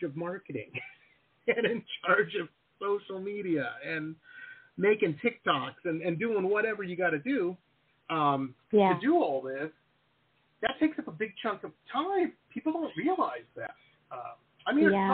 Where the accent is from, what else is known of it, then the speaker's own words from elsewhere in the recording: Detroit, Michigan, United States; now in South Florida, United States; And we grew up in Detroit. You know, we were living in Detroit at the time, Metro Detroit.